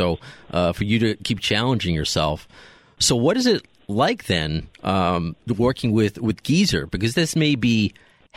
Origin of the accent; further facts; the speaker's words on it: Long Island, New York, United States; also born or lived in Brooklyn; I like to call myself a Brooklyn Jew more so than a Long Island Jew, even though I moved when I was 1.5